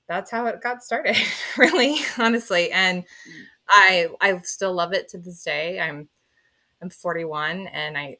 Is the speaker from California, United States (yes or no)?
yes; Phelan, California, United States; So I grew up in Phelan, California, which is a ranch town